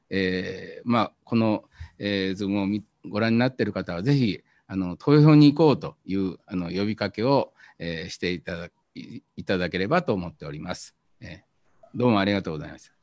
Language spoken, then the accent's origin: Japanese; Japan; 田舎で育ったんでそれからあの漁村で、えー、育ったんで